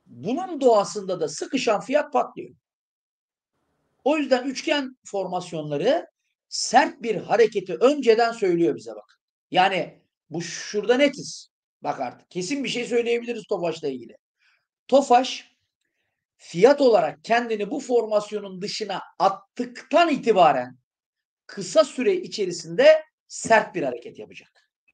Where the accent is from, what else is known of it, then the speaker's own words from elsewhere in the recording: İskenderun, Hatay, Turkey; moved away; İskenderun eğitimi, kendi memleketimde bir eğitim yapmak